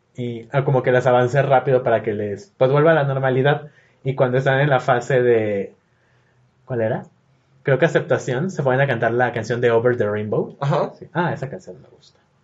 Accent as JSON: {"language": "Spanish", "town": "Guadalajara", "region": "Jalisco", "country": "Mexico", "said": "soy de Guadalajara."}